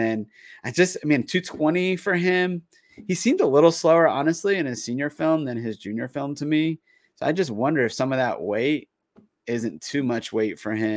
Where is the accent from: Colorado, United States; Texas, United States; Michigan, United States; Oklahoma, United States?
Texas, United States; moved away; also born or lived in Florida; I'm from Texas. I've lived in Florida